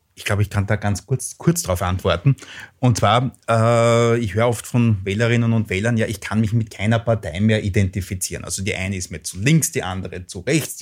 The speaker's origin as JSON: {"language": "German", "region": "Lower Austria", "country": "Austria", "tie": "born or raised there", "also_born_or_lived": "England", "said": "in mein Heimatland schaue, nach Niederösterreich"}